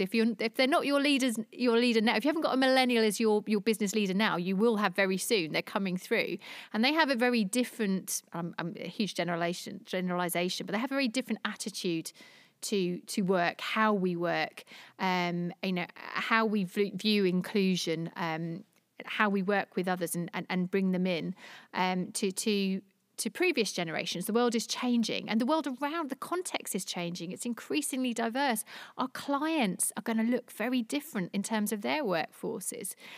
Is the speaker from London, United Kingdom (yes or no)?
yes; London, United Kingdom; moved away as an adult; now in Jersey; I'm a Londoner. Uh, I moved to Jersey six years ago.